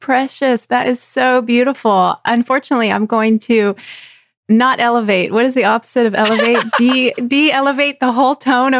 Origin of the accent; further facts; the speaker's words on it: Texas, United States; moved away as an adult; also born or lived in Virginia; I was almost 21 and we left Texas and moved to Virginia.